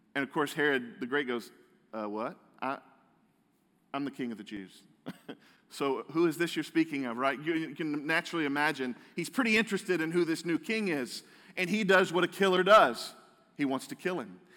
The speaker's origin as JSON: {"language": "English", "country": "United States", "said": "as American Christians"}